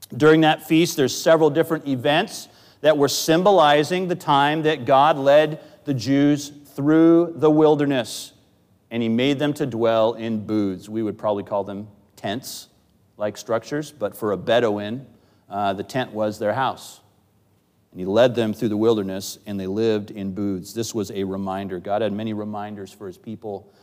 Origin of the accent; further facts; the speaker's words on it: Northwest, United States; moved away; I grew up in the Northwest.